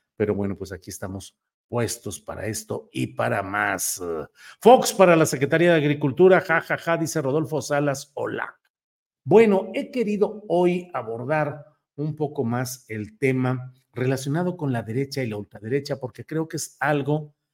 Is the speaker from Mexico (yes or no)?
yes; Mexico